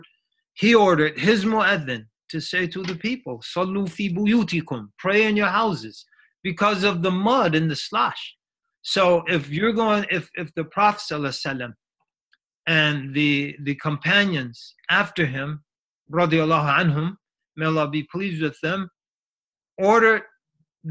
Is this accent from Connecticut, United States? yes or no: yes; Connecticut, United States; I grew up in Connecticut.